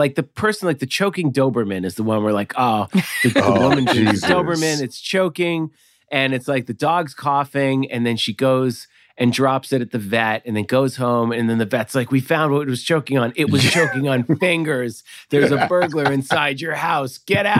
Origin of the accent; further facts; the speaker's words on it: Massachusetts, United States; Like, yeah, I grew up in outside Boston.